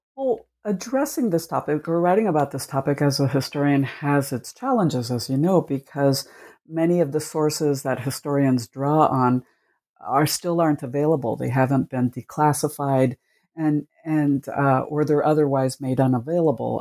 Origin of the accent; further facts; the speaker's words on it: Cuba; now in United States; I was born in Cuba, and my family immigrated to the United States in the 1960s.